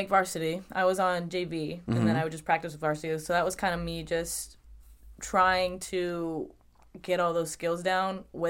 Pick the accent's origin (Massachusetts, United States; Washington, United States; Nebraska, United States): Massachusetts, United States; Boston; I'm from Massachusetts, so I'd have to say Boston.